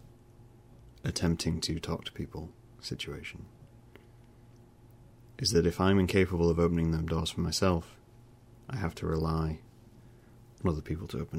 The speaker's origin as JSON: {"language": "English", "country": "United Kingdom", "said": "I'm British"}